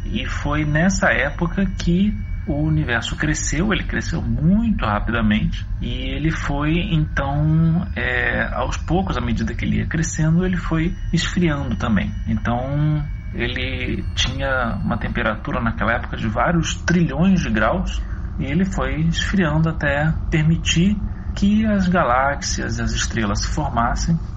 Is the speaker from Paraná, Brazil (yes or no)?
no; Pedralva, Minas Gerais, Brazil; sou de Pedralva, Minas Gerais. Eu tenho nove anos